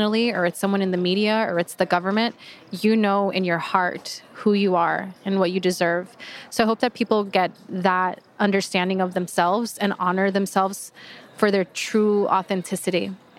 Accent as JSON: {"language": "English", "country": "Mexico", "said": "And so now I'm very proud to say that I'm from Mexico"}